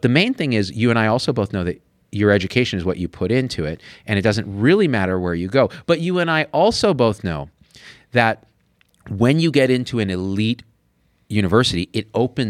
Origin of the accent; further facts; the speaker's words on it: Boston, Massachusetts, United States; I'm from Boston.